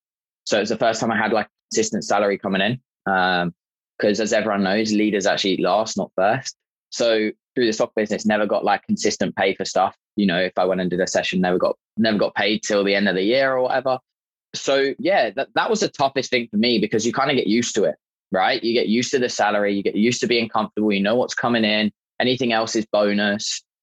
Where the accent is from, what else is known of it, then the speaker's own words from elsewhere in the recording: England, United Kingdom; me being British, he was Irish. I just let him honestly abuse me for about 15 minutes about being English.